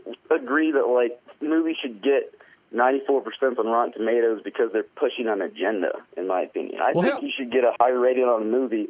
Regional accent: Texas, United States; I'm 23, so like I'm considered a millennial and shit, but I'm also from Texas.

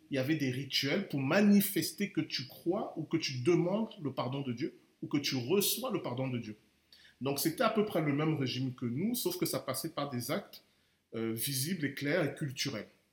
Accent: Cameroon; je suis camerounais

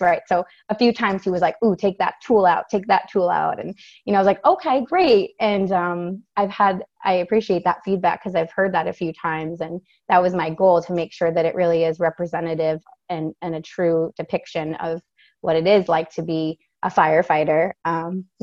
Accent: Maine, United States; I'm from Maine

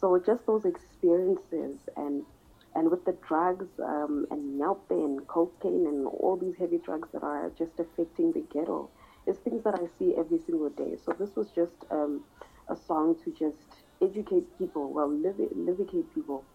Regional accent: Sebokeng, Gauteng, South Africa; I'm from South Africa in a place called Sebokeng-Vaal.

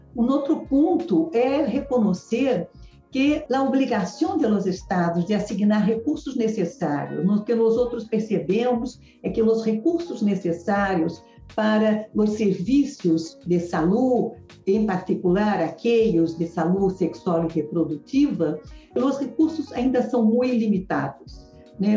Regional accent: Brazil; eu como brasileira

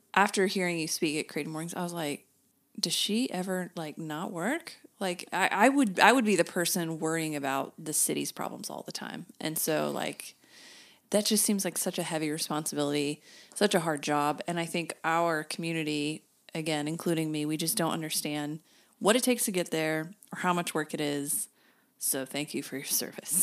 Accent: Broken Arrow, Oklahoma, United States; also born or lived in Norman; now in Oklahoma City, United States; I grew up in Broken Arrow

